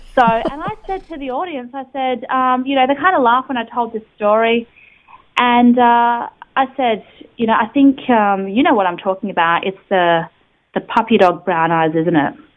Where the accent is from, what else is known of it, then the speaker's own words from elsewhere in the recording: Australia; a young person growing up in Australia